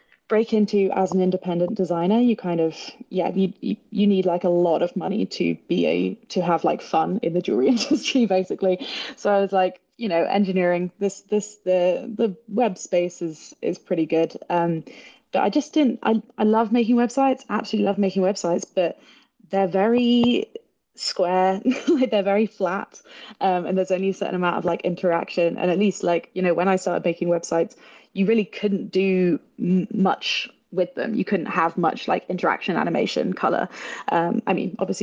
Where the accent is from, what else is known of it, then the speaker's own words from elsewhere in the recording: near Bath, South West England, United Kingdom; I am English. I grew up near Bath, which is a lovely city in the sort of southwest of England.